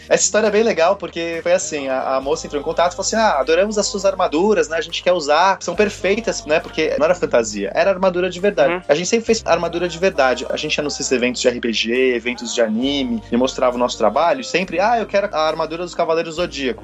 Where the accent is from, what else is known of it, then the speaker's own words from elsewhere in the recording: São Paulo, Brazil; Eu sou de São Paulo.